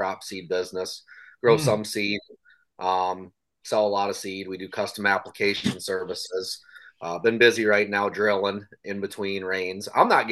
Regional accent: Northeast Iowa, United States; I'm from Northeast Iowa

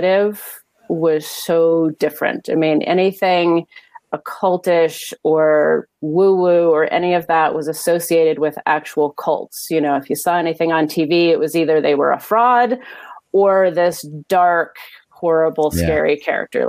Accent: Pacific Northwest, United States; I was in elementary school, and growing up in the Pacific Northwest

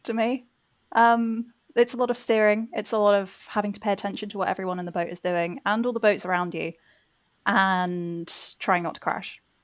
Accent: England, United Kingdom; also born or lived in Rotherhithe, London; I am English

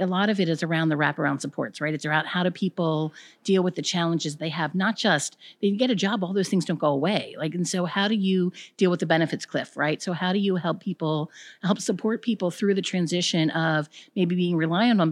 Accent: Baltimore, Maryland, United States; from Baltimore, Maryland

